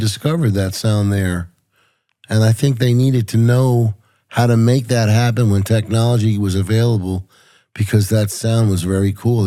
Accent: Puerto Rico; also born or lived in New York; I was born in New York. My parents were from Puerto Rico

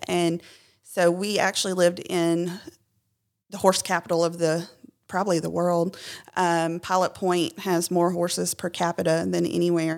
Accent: Clarksville, Tennessee, United States; I'm from Clarksville

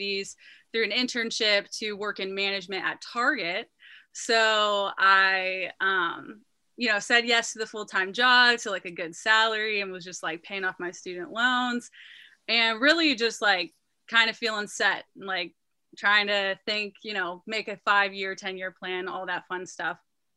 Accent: Youngstown, Ohio, United States; I grew up in Youngstown, Ohio

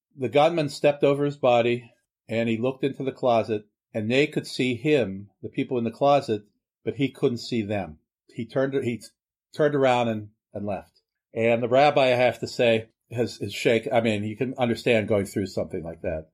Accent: Pittsburgh, Pennsylvania, United States; I grew up in Pittsburgh, true Pittsburgher

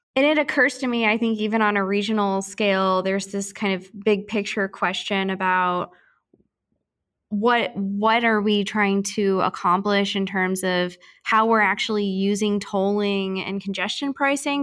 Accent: St. Louis, Missouri, United States; moved away; I'm from Saint Louis originally

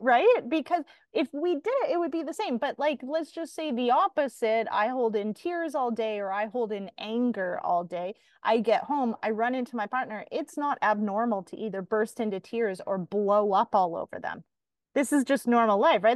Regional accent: Canada; as a Canadian

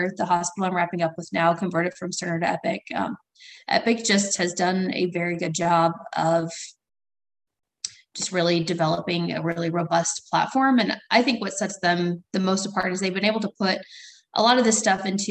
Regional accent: Southern Illinois, United States; also born or lived in St. Louis, Missouri; So I grew up in Southern Illinois. I grew up in a tiny town about an hour north of Carbondale

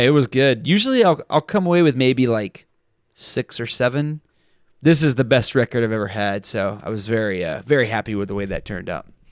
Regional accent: Texas, United States; I grew up in Texas and I grew up dove and quail hunting

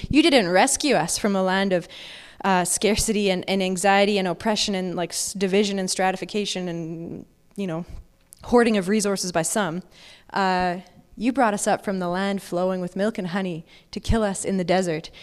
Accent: Alberta, Canada; Growing up in Alberta, I've never seen a, an almond tree in, in real person

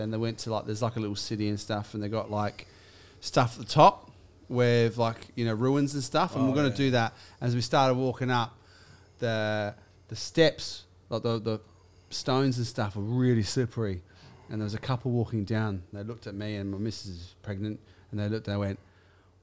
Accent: Australia; I'm Australian.

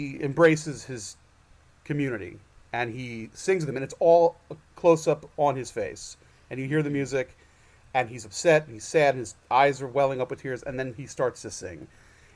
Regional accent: New York, United States; I'm a Jew from New York

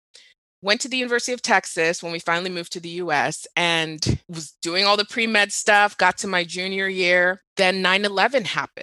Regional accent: Dubai, United Arab Emirates; also born or lived in Nigeria / Doha / Riyadh; So I grew up in the Middle East. I grew up in Dubai and Doha.

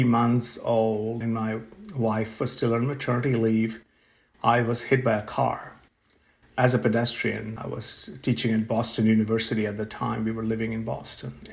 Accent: India; moved away as an adult; also born or lived in Pennsylvania, United States; now in Pittsburgh, United States; I grew up in India

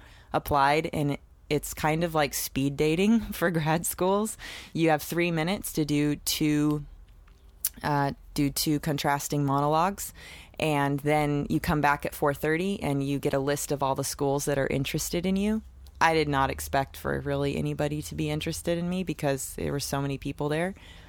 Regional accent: Seattle, Washington, United States; moved away as an adult; now in Los Angeles, United States; Yes, I'm from Seattle, Washington. I'm a Northwest girl. I grew up, you know, in the suburbs, just great little upbringing, real sweet one.

